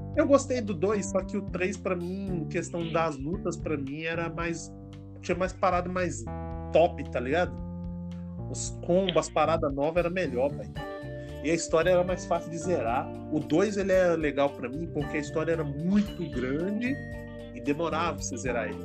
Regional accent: Minas Gerais, Brazil; moved away; eu sou mineiro, então fala biscoito

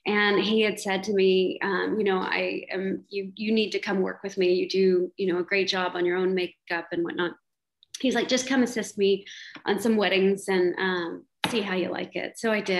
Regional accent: Houston, Texas, United States; now in Austin, United States; I'm from Houston.

